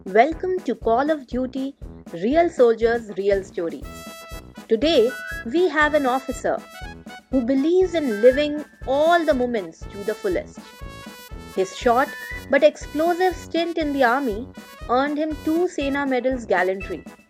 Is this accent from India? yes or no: yes; Tirunelveli, Tamil Nadu, India; I am from Tirunelveli too.